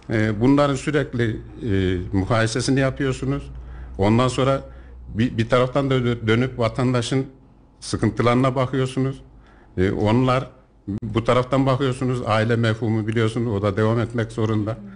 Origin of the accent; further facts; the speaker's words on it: Yeşilhisar, Kayseri Province, Turkey; Doğuma büyüme Yeşilhisarlıyım. Kayseri'ye ufak tefek geliş gidişlerim olmuştur ama Yeşilhisar'dan irtibatımı hiç kesmedim.